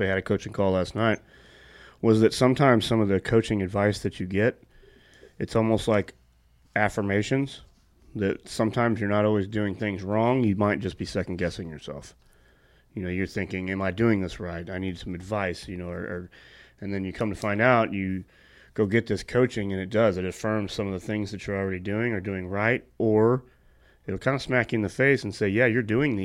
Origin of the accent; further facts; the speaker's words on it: St. Louis, Missouri, United States; I grew up with them in St. Louis.